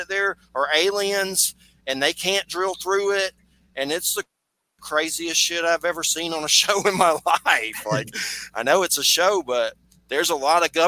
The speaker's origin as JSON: {"language": "English", "region": "Georgia", "country": "United States", "tie": "born or raised there", "moved": "yes", "lives_now": "Florida, United States", "said": "I was born in Georgia and I'm in Florida"}